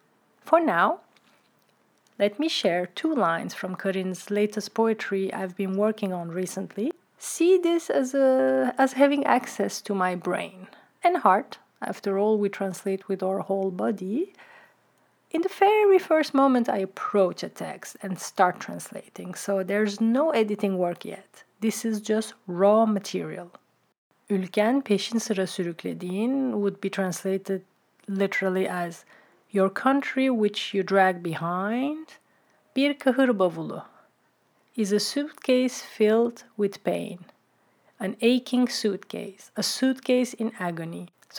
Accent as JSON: {"language": "English", "town": "Brussels", "region": "Brussels-Capital Region", "country": "Belgium", "tie": "born or raised there", "second_language": "English", "moved": "as an adult", "lives_now": "Amsterdam, Netherlands", "said": "I was never really home in Brussels and that my language was alien in the city where I grew up since my earliest memory."}